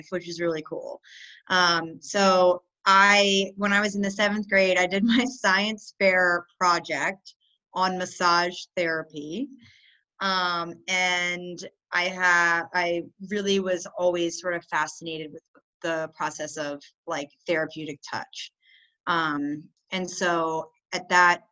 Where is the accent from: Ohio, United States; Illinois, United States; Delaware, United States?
Delaware, United States; Newark; moved away as an adult; I grew up in Newark, Delaware, which is where the University of Delaware was